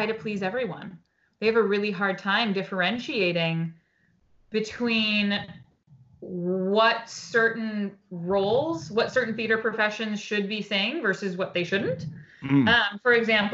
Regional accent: Portsmouth, New Hampshire, United States; moved away as an adult; also born or lived in New York City; I grew up in Portsmouth

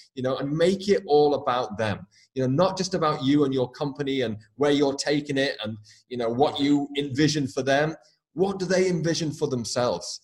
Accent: United Kingdom; moved away; also born or lived in Dublin, Ireland / west coast of Ireland / New York City / Northern California; I'm obviously from the UK originally.

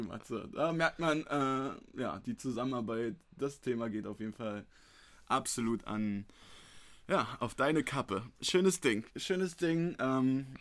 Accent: Berlin, Germany; ich bin hier in Berlin geboren, bin hier aufgewachsen

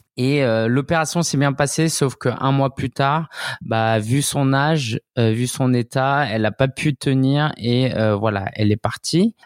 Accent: France; also born or lived in Shanghai; je suis né, j'ai grandi en France

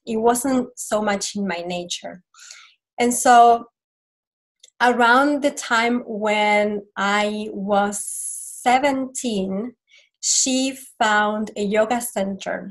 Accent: Argentina; moved away; I am from Argentina originally and um, I grew up in a Catholic family

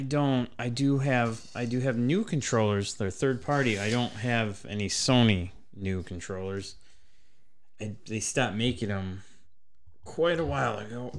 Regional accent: Traverse City, Michigan, United States; I'm from Traverse City

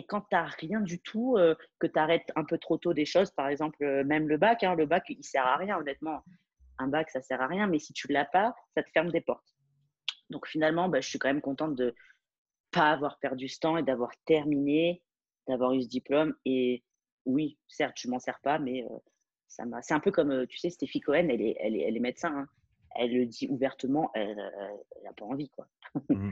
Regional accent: France; moved away as an adult; now in Dubai, United Arab Emirates; je, je, suis française

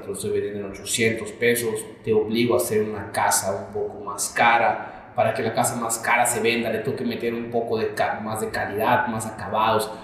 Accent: Mexico; Me imagino como mexicano

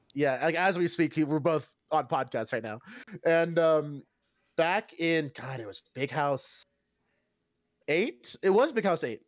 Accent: Cincinnati, Ohio, United States; I'm from Cincinnati

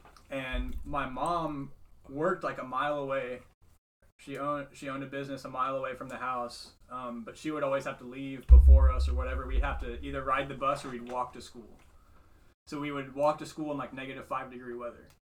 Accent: Missouri, United States; now in New York City, United States; I'm like Southern Baptist. I'm from Missouri.

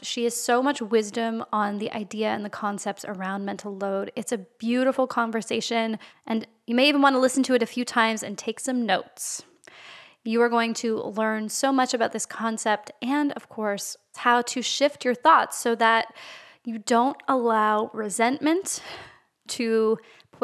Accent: Canada; even though I'm Canadian, my French is not good.

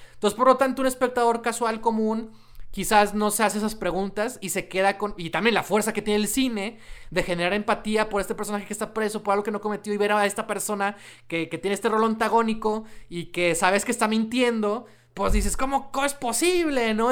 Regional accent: Mexico; somos mexicanos

